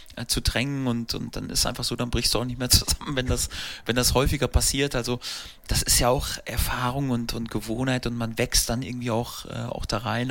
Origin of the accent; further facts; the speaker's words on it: Steinhausen, North Rhine-Westphalia, Germany; also born or lived in Paderborn; Ein äh, kleiner Ort, wo ich, äh, wo ich aufgewachsen bin, wo mein Elternhaus äh, aus war und habe dann äh, die ersten Jahre im Jugendbereich da beim äh, SV Steinhausen verbracht